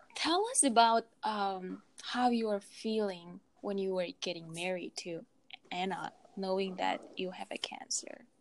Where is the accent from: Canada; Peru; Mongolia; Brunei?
Mongolia; we are Mongolian